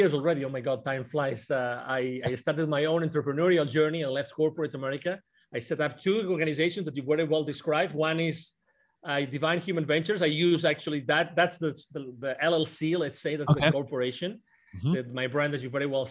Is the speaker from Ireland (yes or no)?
no; near Barcelona, Catalonia, Spain; English is a second language; moved away as an adult; also born or lived in United Kingdom; now in Plano, United States; I was born near Barcelona.